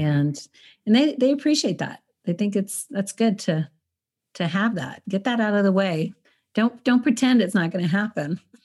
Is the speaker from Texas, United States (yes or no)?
yes; El Paso, Texas, United States; moved away; I'm from El Paso